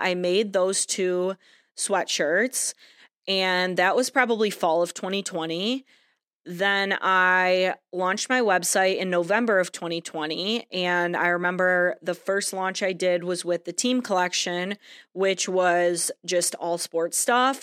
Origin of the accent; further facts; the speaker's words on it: Michigan, United States; I am from Michigan